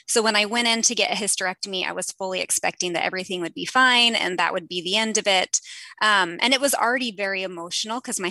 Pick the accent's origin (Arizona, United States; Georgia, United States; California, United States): California, United States; Southern; I grew up in Southern California.